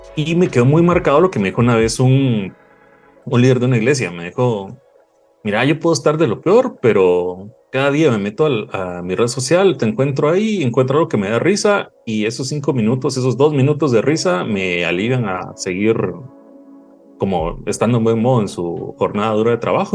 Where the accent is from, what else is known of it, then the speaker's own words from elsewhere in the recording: Guatemala; Soy de, de Guatemala